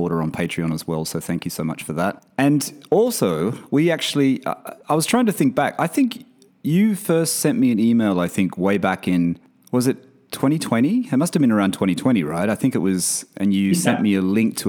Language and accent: English; a country town near Sydney, New South Wales, Australia; I lived in a country town